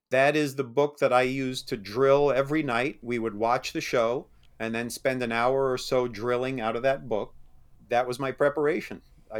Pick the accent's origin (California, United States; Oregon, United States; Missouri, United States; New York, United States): New York, United States; I grew up back in New York.